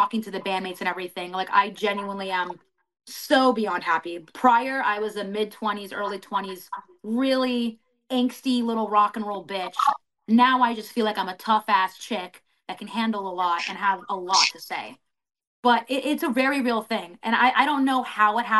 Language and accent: English; Florida, United States; I'm from Florida